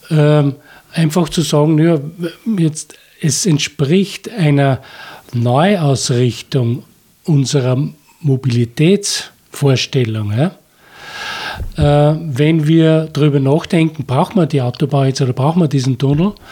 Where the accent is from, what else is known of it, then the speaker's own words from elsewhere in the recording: Upper Austria, Austria; oder auch bei uns im Mühlviertel und in Österreich.